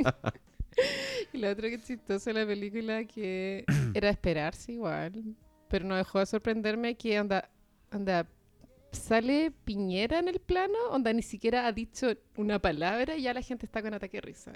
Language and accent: Spanish; Chile; siendo chileno